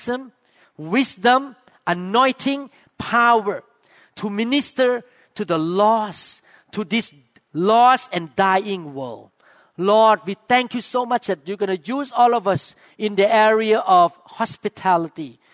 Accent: Thailand; accent: Thai; English is a second language; now in Seattle, United States; my accent too

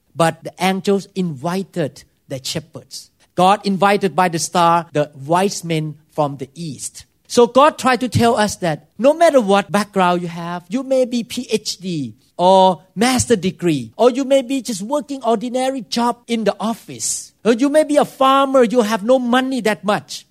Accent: Thailand; English is a second language; moved away as an adult; now in United States; I could not speak English very well, and I did so many, many weird thing according to American culture, because I grew up in Thailand

